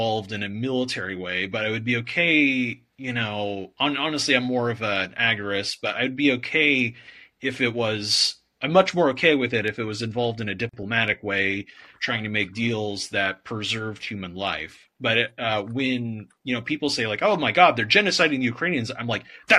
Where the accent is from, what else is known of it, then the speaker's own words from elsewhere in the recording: United States; as an American